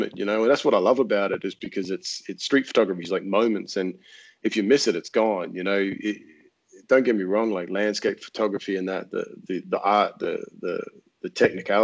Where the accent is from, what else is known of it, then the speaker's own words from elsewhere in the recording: Australia; now in France; I'm Australian